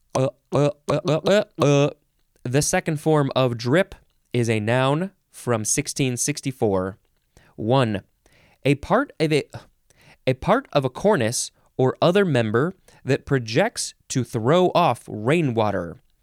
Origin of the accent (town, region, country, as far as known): United States